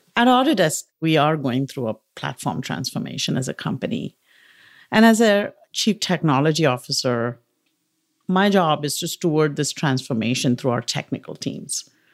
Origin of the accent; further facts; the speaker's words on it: India; moved away; As you can tell from maybe my accent and pronunciation, I grew up in India